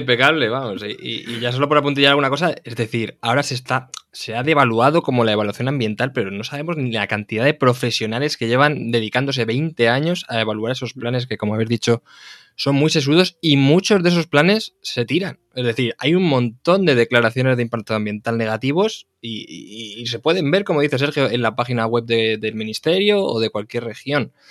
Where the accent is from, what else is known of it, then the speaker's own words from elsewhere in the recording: Castilla-La Mancha, Spain; yo de hecho soy manchego